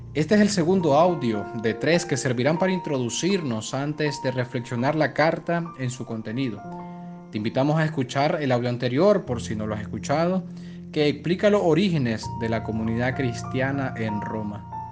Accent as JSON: {"language": "Spanish", "country": "Nicaragua", "said": "podemos dar como nicaragüenses"}